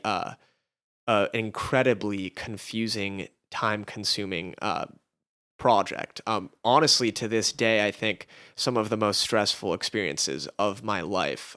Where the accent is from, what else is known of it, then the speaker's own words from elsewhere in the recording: Los Angeles, California, United States; we were both born and raised in Los Angeles.